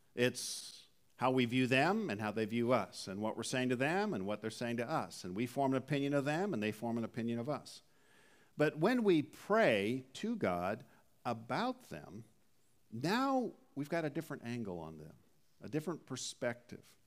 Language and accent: English; Southern California, United States; also born or lived in Canada; being from Southern California for the better part of three decades, even though originally I was from Canada